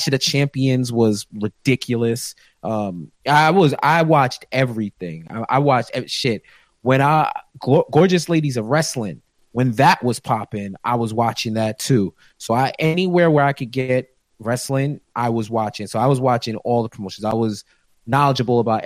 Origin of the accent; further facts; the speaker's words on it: New York, United States; I'm from New York, born and raised